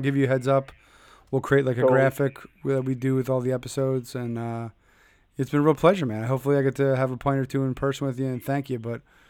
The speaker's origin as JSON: {"language": "English", "town": "Philadelphia", "region": "Pennsylvania", "country": "United States", "moved": "yes", "lives_now": "Connecticut, United States", "said": "I'm from Philadelphia originally"}